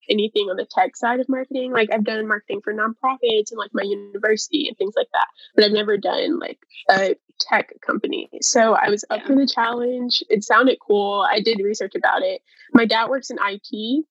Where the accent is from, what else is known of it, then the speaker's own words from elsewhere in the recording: Atlanta, Georgia, United States; I'm from Atlanta, Georgia